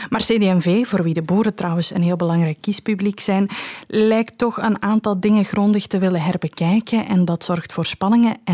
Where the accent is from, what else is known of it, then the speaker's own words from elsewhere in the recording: Limburg, Belgium; Wij zijn Limburgers, hè. we hebben een heel groot Limburgers uh, gevoel, samenhorigheidsgevoel.